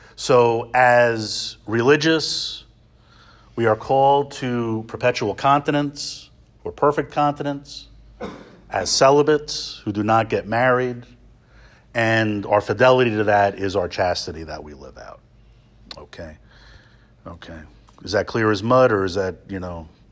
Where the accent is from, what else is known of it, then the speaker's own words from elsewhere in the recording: New York area, United States; moved away as an adult; I grew up in the New York area, and I've spent most of my Salesian life outside the New York area.